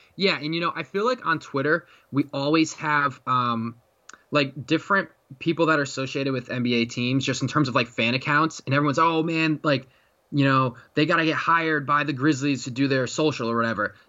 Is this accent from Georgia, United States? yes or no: no; Connecticut, United States; that's my home state